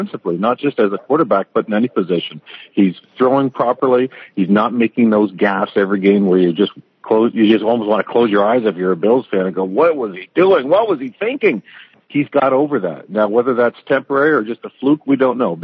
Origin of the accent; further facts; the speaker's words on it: Windsor, Ontario, Canada; growing up in Windsor